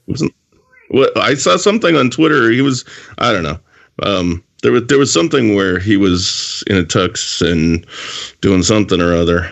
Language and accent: English; Canada; I'm actually one of the few Canadians